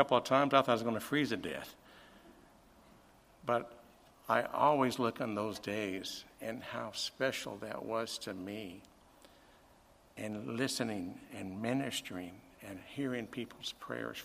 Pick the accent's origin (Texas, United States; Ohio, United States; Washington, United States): Texas, United States; El Paso; As a young boy, I grew up in the Lower Valley